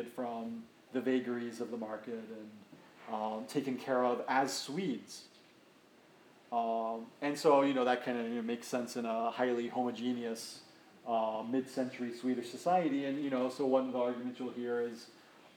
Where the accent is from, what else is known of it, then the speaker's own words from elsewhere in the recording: United States; as an American